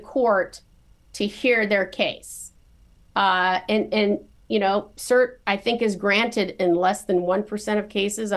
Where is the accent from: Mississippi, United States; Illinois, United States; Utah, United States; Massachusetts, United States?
Illinois, United States; Morris; I was born and raised in Morris, Illinois, a small farming town south of Chicago